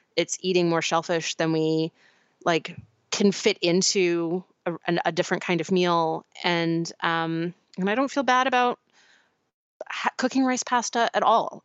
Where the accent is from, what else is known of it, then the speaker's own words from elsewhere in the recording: Pacific Northwest, United States; where I grew up in the Pacific Northwest